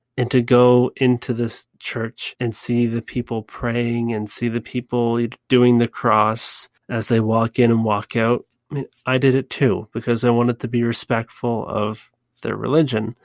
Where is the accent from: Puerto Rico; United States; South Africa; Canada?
Canada; I'm from Canada